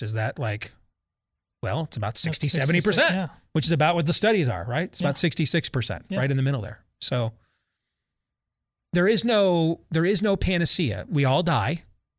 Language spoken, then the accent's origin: English; Virginia, United States; those K-12 and in colleges across my home state of Virginia